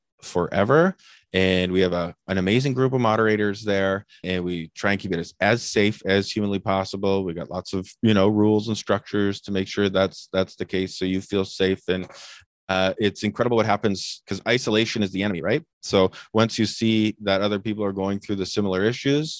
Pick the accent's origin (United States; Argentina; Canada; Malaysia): Canada; I'm typical Canadian